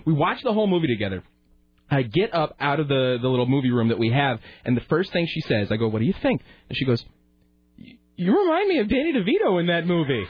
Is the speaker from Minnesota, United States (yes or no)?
no; Salem, Oregon, United States; now in Portland, United States; I'm from Salem. I was born here in Portland, but I grew up in Salem, and that movie was filmed in Salem.